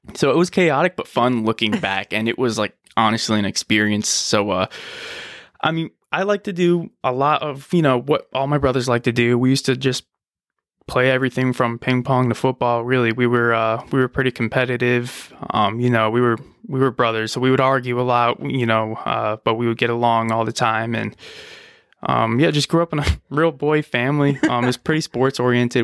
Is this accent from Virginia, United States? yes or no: yes; Richmond, Virginia, United States; moved away as an adult; also born or lived in Rochester, New York / Buffalo, New York / West Bend, Wisconsin; now in Wisconsin, United States; I grew up mostly down in Virginia, down in the Richmond area